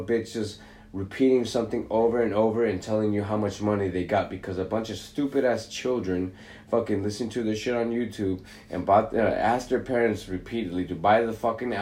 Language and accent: English; Los Angeles, California, United States; I grew up in West LA, and our apartment was in the back of the back